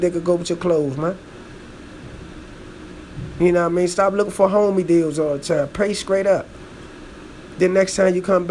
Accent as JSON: {"language": "English", "town": "Washington", "region": "District of Columbia", "country": "United States", "said": "I'm from Washington, D.C., so, man, you know, in the district"}